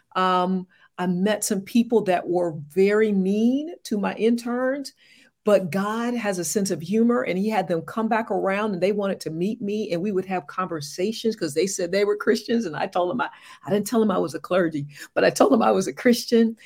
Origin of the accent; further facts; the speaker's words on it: Morehead City, North Carolina, United States; moved away as an adult; also born or lived in Charlotte, North Carolina / Little Rock, Arkansas; I hail from Morehead City, North Carolina, East Coast girl